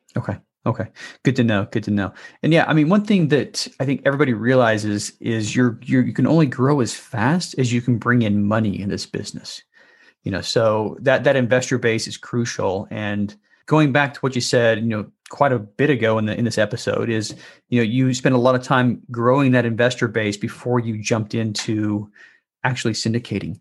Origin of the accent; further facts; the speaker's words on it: Salt Lake City, Utah, United States; I was born and raised in Salt Lake City